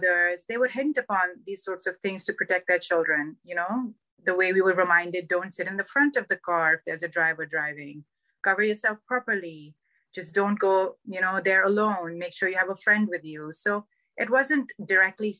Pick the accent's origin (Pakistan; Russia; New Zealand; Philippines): Pakistan; Karachi, Sindh; moved away as an adult; now in Southern California, United States; My whole life, I grew up in Karachi in Pakistan